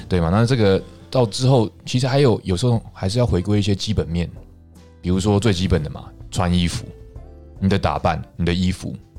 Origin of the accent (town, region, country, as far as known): Taiwan